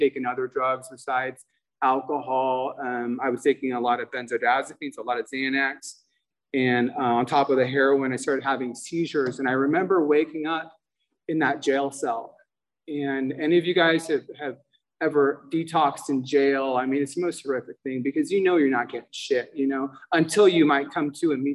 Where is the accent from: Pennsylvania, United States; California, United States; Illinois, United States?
California, United States; Los Angeles; I grew up in San Pedro, Los Angeles